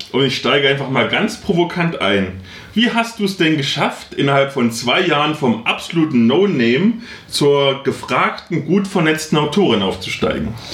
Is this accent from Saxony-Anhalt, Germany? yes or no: yes; Halle, Saxony-Anhalt, Germany; wo ich herkomme, in Halle aus dem Ghetto